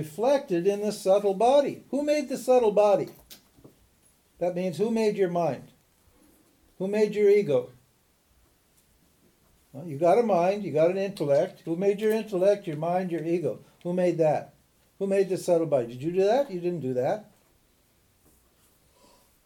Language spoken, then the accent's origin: English; Butte, Montana, United States; also born or lived in Missoula, Montana; I was born in Missoula, in Butte, Montana, in 1941